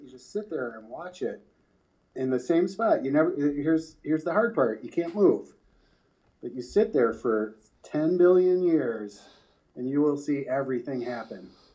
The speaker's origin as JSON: {"language": "English", "town": "Pemberville", "region": "Ohio", "country": "United States", "moved": "yes", "said": "I was coming from Pemberville, Ohio"}